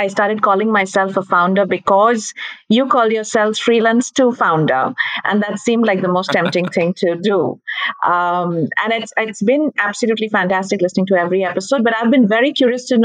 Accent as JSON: {"language": "English", "country": "India", "said": "I'm from India, and I've been a teacher for the longest time"}